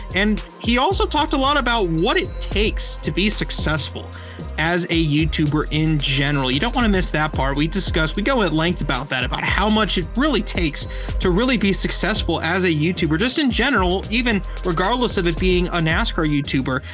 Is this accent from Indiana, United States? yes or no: yes; Indiana, United States; moved away; I'm from Indiana originally